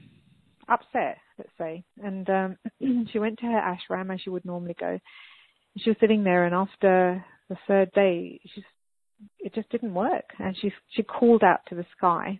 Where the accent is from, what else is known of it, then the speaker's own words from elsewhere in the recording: England, United Kingdom; moved away; also born or lived in United States / Australia; My parents were brought up in India and I was brought up in England, and then I moved to America and Australia